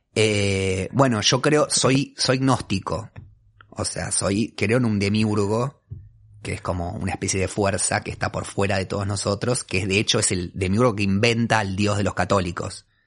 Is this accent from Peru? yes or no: no; Buenos Aires, Argentina; Soy un porteño de ley, o sea, no tengo, no puedo, narrar un origen que sea distinto a este